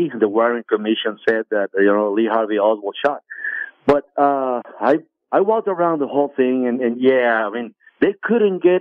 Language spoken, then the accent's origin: English; Guadalajara, Jalisco, Mexico; moved away; people from the state of Jalisco, where I'm from. Yes. I'm from Guadalajara